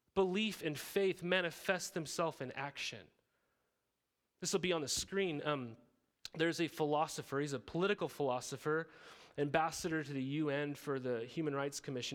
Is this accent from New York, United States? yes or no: no; Montana, United States; moved away as an adult; also born or lived in Riverside, California; I grew up in Montana